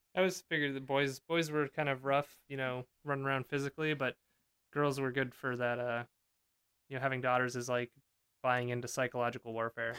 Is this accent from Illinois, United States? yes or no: no; Pennsylvania, United States; Also from Pennsylvania.